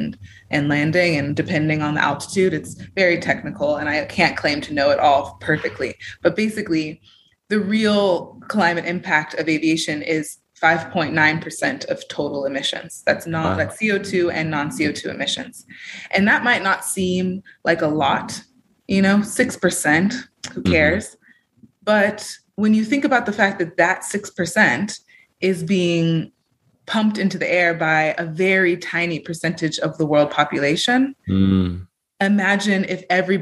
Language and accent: English; California, United States; now in Europe; I have Joy and Stay Grounded in Europe, where my home and base is, but I'm from California